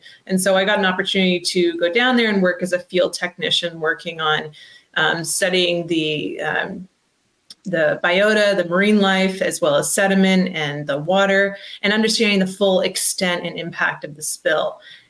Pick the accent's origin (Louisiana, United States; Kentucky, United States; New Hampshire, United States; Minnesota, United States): New Hampshire, United States; I'm originally from New Hampshire. I live there now.